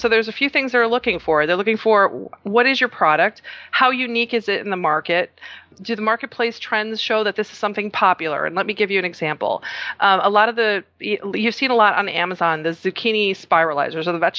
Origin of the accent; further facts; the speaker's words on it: Chicago, Illinois, United States; I'm originally from Chicago, but my parents are from Croatia